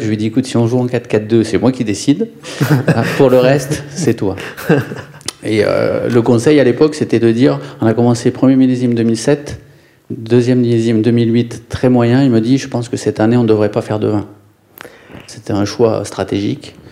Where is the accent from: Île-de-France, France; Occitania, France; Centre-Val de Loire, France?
Occitania, France; Ariège; moved away; also born or lived in Lyon / Nantes / Bordeaux; je viens de la campagne, je viens de l'Ariège, mes grands-parents étaient paysans